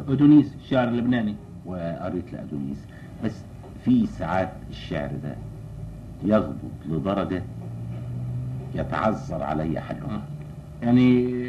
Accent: Egypt; عندنا في مصر

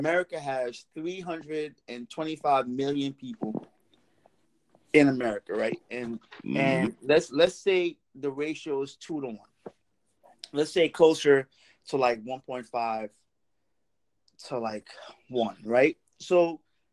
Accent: Trinidad & Tobago; accent: Trini; I thought about like putting on like my Trini accent

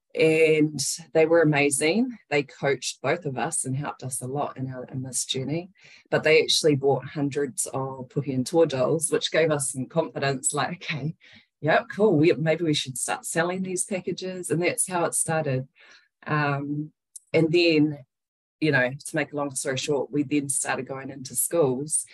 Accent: Wellington, New Zealand; moved away as an adult; now in Tauranga, New Zealand; we were raised in Wellington uh, with her. And then I'm currently living in Tauranga.

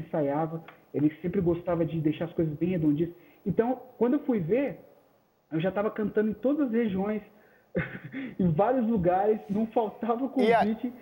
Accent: São Paulo, Brazil; now in Embu das Artes, Brazil; Eu sou natural de São Paulo mesmo. São Paulo. É, nasci em São Paulo. Atualmente eu vivo no Imbu das Artes

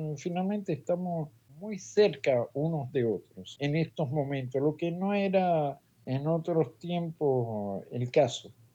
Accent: Cuba; now in Paris, France; en mi país

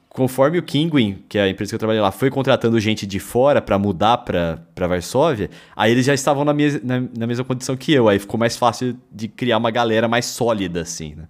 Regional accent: interior of São Paulo, Brazil; now in São Paulo, Brazil; eu e o Bruno somos do interior de São Paulo

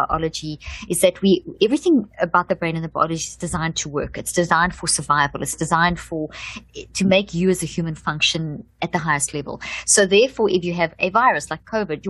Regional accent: South Africa; also born or lived in Zimbabwe; I come from South Africa. I was born in Zimbabwe

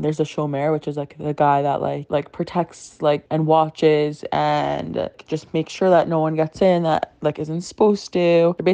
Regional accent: Boca Raton, Florida, United States; I'm from Boca Raton, Florida

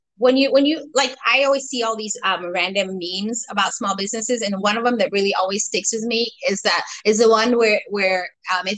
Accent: United States; also born or lived in Sierra Leone; I was born in Sierra Leone. I came here when I was young. And then I also was raised in America

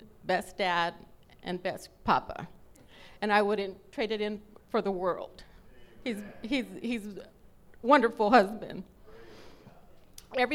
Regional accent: Los Angeles, California, United States; I was born in East L.A., but I was like 3 or 4, we moved to West L.A.

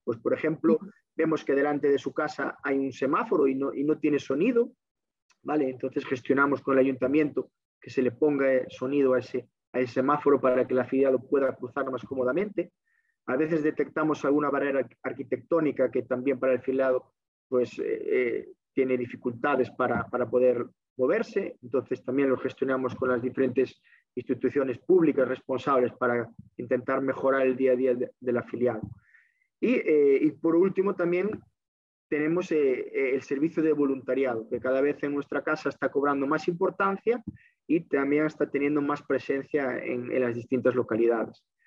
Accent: Pontevedra, Galicia, Spain; also born or lived in A Coruña; mi primer contacto con la casa fue como estudiante en el CRE Santiago de Apóstol de Pontevedra. Allí terminé mi, etapa de primaria

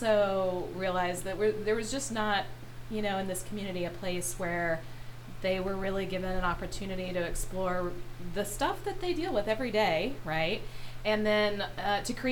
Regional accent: Irving, Texas, United States; also born or lived in New York; now in Dallas, United States; I'm actually from Irving, Texas. I graduated from Nimitz High School in 93

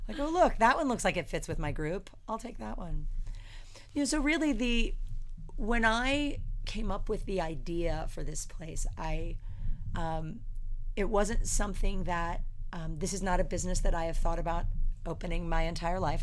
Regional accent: Philadelphia, Pennsylvania, United States; moved away as an adult; also born or lived in Chicago / San Francisco Bay Area; now in Las Vegas, United States; born and raised in the suburbs of Philadelphia.

